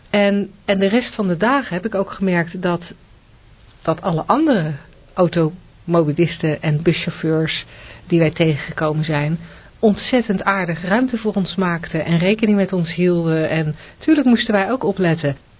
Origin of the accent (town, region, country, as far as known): Netherlands